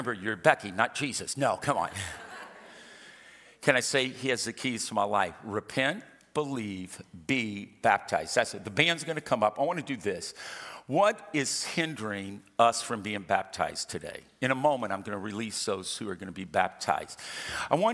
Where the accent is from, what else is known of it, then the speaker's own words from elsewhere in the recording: Louisiana, United States; I'm from Louisiana